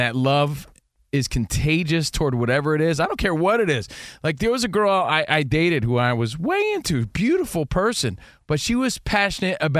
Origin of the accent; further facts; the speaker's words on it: Union, New Jersey, United States; moved away; my hometown from Union, New Jersey